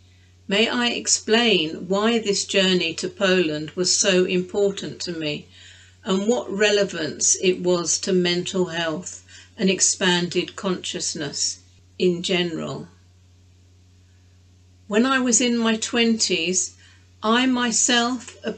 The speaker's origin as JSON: {"language": "English", "region": "England", "country": "United Kingdom", "said": "My sister and I, we were brought up as English"}